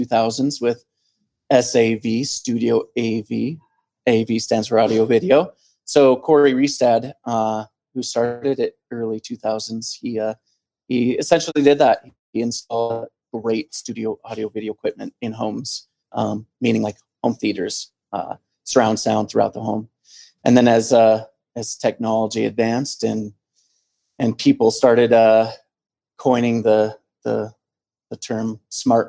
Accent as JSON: {"language": "English", "town": "Helena", "region": "Montana", "country": "United States", "tie": "born or raised there", "said": "I come from here. Originally, I was born and raised in Helena, the capital"}